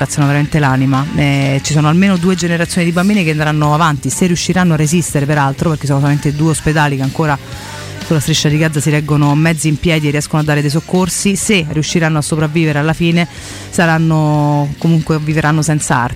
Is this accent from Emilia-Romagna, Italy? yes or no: no; Monterotondo, Lazio, Italy; io sono di Monterotondo